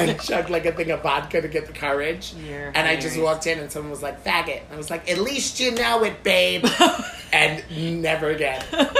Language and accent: English; New York City, New York, United States; Yeah, because I'm a New Yorker, born and raised.